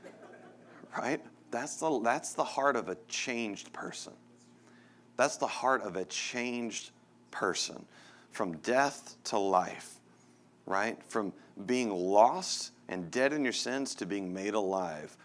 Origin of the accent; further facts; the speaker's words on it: Texas, United States; moved away as an adult; now in Denver, United States; I grew up in Texas, and I miss the people of Texas so much